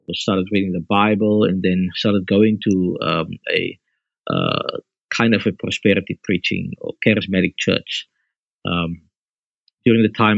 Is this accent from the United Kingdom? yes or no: no; Bellville, Western Cape, South Africa; I grew up in Belleville South, where I'm ministering